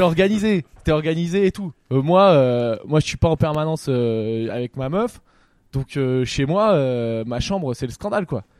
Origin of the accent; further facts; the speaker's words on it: Poitiers, Nouvelle-Aquitaine, France; je viens de Poitiers